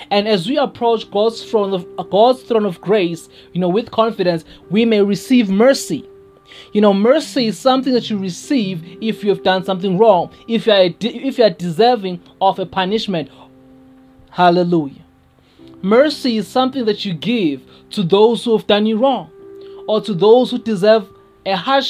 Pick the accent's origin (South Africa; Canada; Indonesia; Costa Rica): South Africa; first language Zulu; English is a second language; especially in my home language, my mother tongue, isiZulu